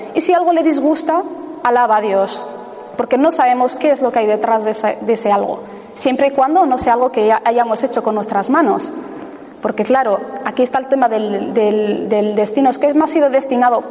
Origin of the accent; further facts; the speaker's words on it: Ibar, Basque Country, Spain; mi pueblo, a Ibar